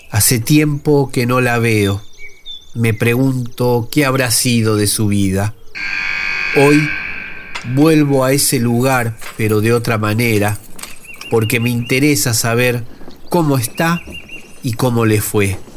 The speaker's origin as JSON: {"language": "Spanish", "region": "Buenos Aires", "country": "Argentina", "said": "de Villa Soldati, un sobreviviente, rebelde y aventurero"}